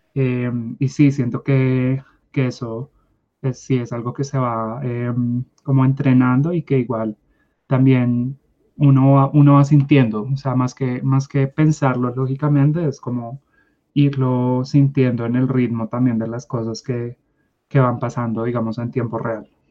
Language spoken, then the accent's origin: Spanish; Bogotá, Colombia; nací en Bogotá